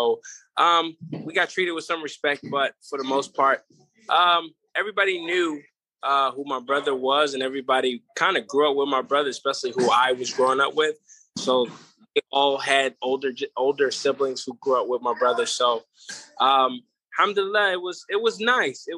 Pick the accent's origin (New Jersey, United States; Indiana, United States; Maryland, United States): Maryland, United States; Baltimore; moved away as an adult; also born or lived in Philadelphia; now in Las Vegas, United States; growing up in Baltimore, I went to a lot of Muslim schools, Islamic schools, private schools, a lot of religious schools